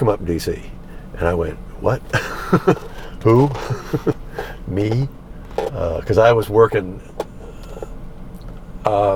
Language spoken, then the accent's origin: English; Washington, District of Columbia, United States; also born or lived in Alexandria, Virginia; I grew up in Alexandria, Virginia, or it's Washington, D.C. I grew up in D.C.